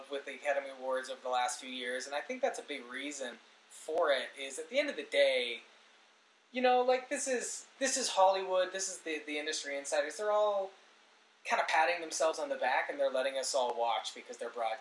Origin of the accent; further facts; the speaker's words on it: Canada; we are Canadian